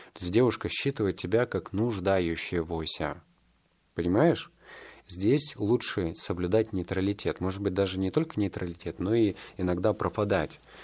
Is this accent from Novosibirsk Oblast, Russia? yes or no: yes; Novosibirsk, Novosibirsk Oblast, Russia; я воспитывался так в Новосибирске